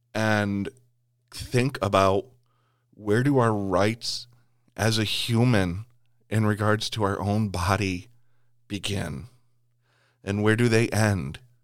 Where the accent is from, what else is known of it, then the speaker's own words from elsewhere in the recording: United States; as an American